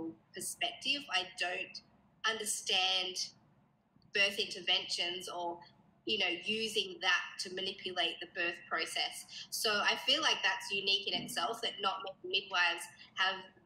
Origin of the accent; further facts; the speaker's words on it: Sydney, New South Wales, Australia; also born or lived in Blue Mountains; I'm from Sydney, Australia, and I live in the Blue Mountains, which is just a little bit out of the city